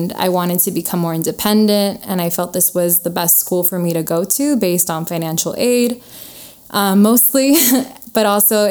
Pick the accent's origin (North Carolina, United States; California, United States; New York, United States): California, United States; Inglewood; also born or lived in Oxnard, California; I was born in Inglewood, raised there for the most part